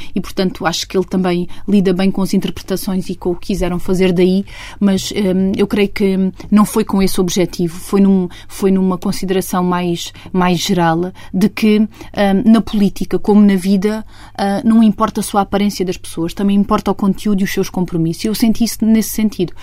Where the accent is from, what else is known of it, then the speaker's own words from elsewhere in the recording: Estremoz, Alentejo, Portugal; moved away as an adult; now in Lisbon, Portugal; já vivo quase há tantos anos em Lisboa como aqueles que vivia em Estremoz. Eu gosto muito da minha terra